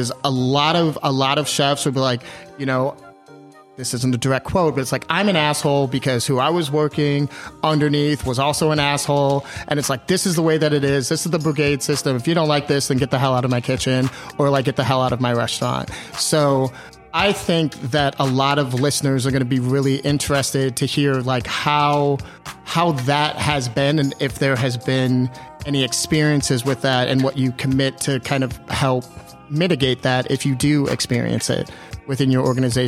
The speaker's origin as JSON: {"language": "English", "country": "Jamaica", "said": "I was like, I'm Jamaican. Give me this shit."}